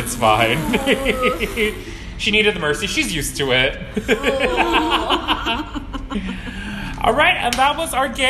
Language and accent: English; Guam; we are from Guam.